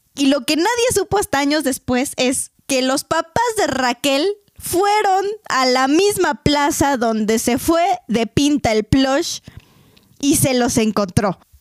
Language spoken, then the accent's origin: Spanish; Mexico; como buenos mexicanos necios